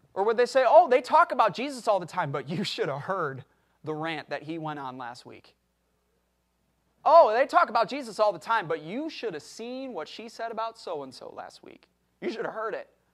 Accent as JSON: {"language": "English", "country": "United States", "said": "I am an American. I know I don't look it, but I am an American"}